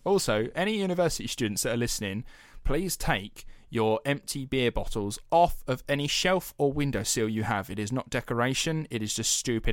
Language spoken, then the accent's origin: English; United Kingdom; we're British taxpayers